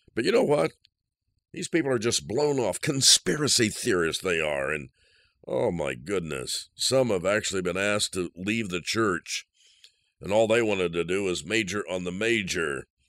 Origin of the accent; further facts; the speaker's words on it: Indiana, United States; moved away; I'm from Indiana, so I left the snow and the cold